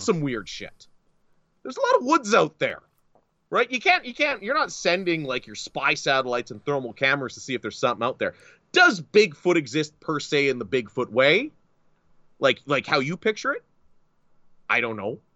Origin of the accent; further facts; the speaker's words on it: Northern Ontario, Canada; I grew up in Northern Ontario